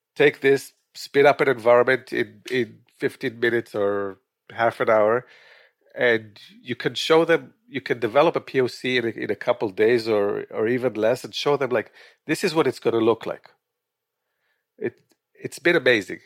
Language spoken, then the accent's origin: English; Israel; moved away as an adult; also born or lived in Quito, Ecuador / Los Angeles, California / Northern New Jersey; now in New Jersey, United States; I was born in Israel